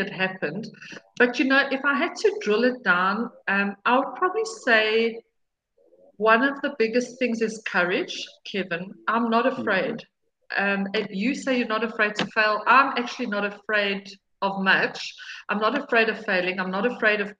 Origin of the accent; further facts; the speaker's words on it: South Africa; So as a South African woman